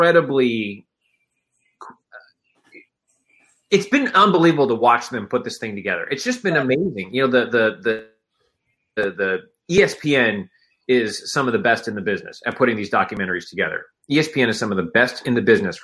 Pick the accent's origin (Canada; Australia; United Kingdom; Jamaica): Canada; I was growing up in Canada, and that's a known fact that I am, you know, being Canadian